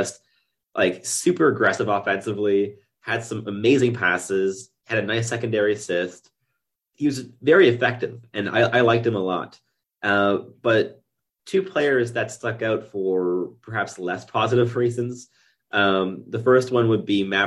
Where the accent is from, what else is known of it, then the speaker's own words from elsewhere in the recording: Quebec, Canada; first language English; now in Ottawa, Canada; I grew up in Quebec